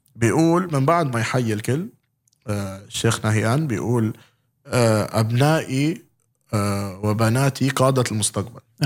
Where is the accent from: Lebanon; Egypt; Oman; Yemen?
Lebanon; عندنا بلبنان